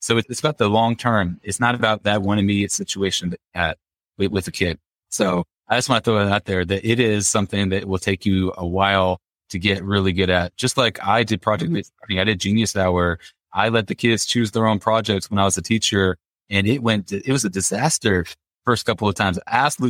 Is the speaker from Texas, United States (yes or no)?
no; Indiana, United States; I'm from Indiana